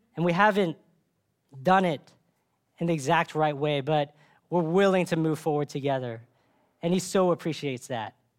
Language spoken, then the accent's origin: English; Dallas, Texas, United States; I grew up in Dallas